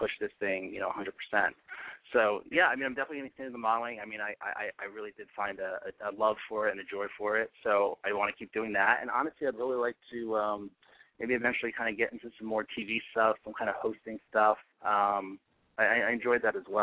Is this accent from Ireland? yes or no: no; East Coast, United States; now in Los Angeles, United States; I'm from the East Coast originally